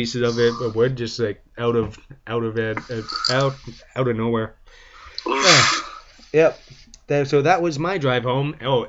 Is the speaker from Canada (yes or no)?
yes; Welland, Ontario, Canada; I was born in Welland